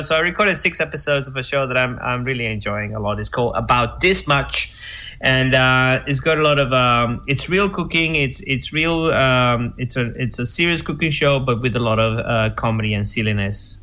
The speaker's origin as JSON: {"language": "English", "country": "Venezuela", "moved": "yes", "said": "I say it in my show and that I'm from Venezuela."}